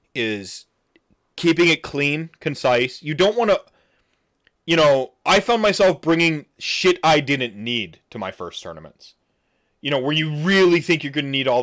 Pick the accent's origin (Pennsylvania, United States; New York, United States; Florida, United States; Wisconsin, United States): Wisconsin, United States; I'm from Wisconsin, so I take for granted how good I am at handling my liquor and doing things when I'm drunk.